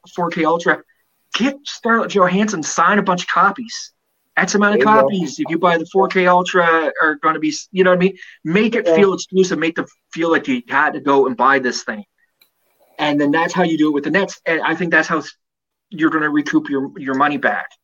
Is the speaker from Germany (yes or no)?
no; Canada; I'm a Canadian citizen